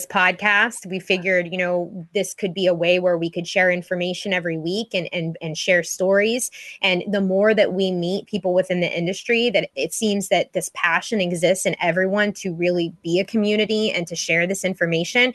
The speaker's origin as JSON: {"language": "English", "town": "Pittsburgh", "region": "Pennsylvania", "country": "United States", "tie": "born or raised there", "said": "I've been born and raised in Pittsburgh my whole life"}